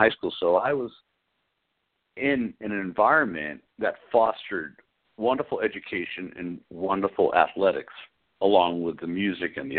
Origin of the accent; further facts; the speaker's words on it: Arlington, Massachusetts, United States; I was born in Arlington, Massachusetts in 1959, and I came from a beautiful family of five children